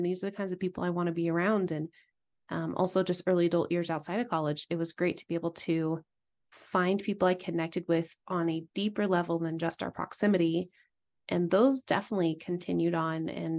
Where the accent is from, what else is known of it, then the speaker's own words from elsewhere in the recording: East Coast, United States; I grew up mainly on the East Coast, and then went to Idaho for college.